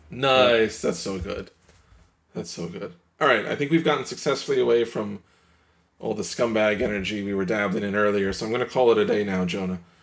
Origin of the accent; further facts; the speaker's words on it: New York, United States; as a New Yorker